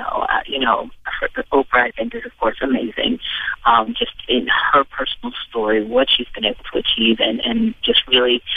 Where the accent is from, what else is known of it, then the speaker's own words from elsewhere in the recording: Midwest, United States; I'm from the Midwest